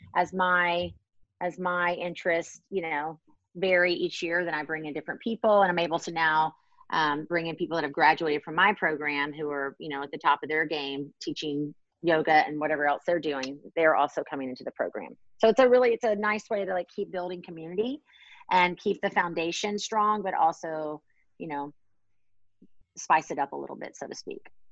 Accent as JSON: {"language": "English", "town": "Baton Rouge", "region": "Louisiana", "country": "United States", "moved": "yes", "lives_now": "Washington, DC, United States", "said": "I'm from Baton Rouge, Louisiana."}